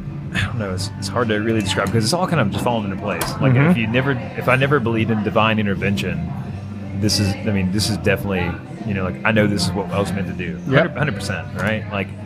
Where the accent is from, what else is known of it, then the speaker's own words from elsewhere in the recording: Virginia, United States; I come from Southwest Virginia. Not West Virginia, but Southern Western Virginia. In a little county called Lee County. It's actually the poorest county in Virginia. I come from tobacco farmers and coal miners.